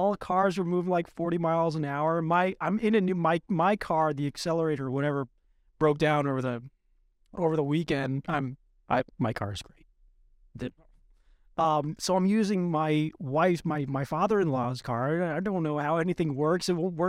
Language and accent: English; Long Island, New York, United States; I'm from Long Island.